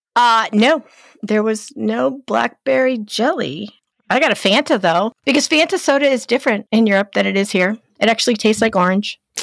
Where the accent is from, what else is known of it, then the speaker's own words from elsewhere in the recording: East Coast, United States; I'm from the East Coast